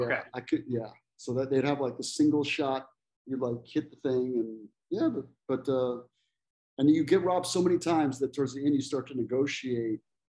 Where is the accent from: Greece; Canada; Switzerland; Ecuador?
Ecuador; moved away as an adult; also born or lived in El Salvador / Costa Rica; now in United States; Well, I grew up in Ecuador mostly. Ecuador, Salvador, and Costa Rica, but majority was in Ecuador. And then I moved to the States to come to go to college, and I was, you know, I was 18 or whatever.